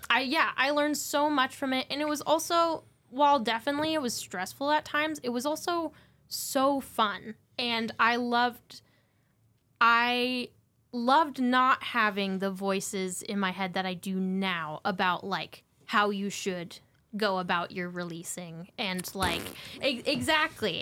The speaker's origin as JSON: {"language": "English", "region": "Montana", "country": "United States", "tie": "born or raised there", "said": "I grew up in Montana."}